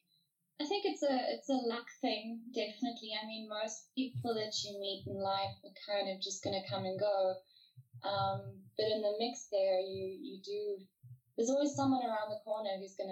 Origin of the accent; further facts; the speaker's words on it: South Africa; also born or lived in France / Central Africa; I was actually born in France, I was born in Paris. My dad was a diplomat, so we were kind of shunted around the world for a while, playing spy games. So after France, we lived in Central Africa for, I think, just under 2 years.